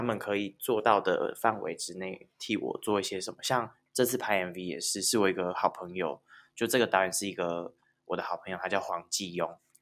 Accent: Taiwan; first language Taiwanese Hokkien; 我是一个台湾郎

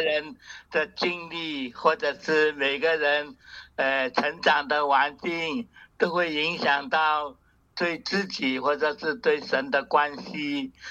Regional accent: Hong Kong; now in Taiwan; 我从小在香港，我是读，呃，慈幼会学校

